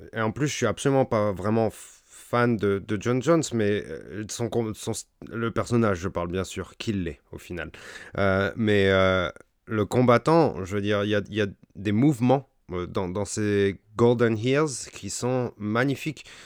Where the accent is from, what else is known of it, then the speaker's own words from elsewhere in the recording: France; nous, en tant que Français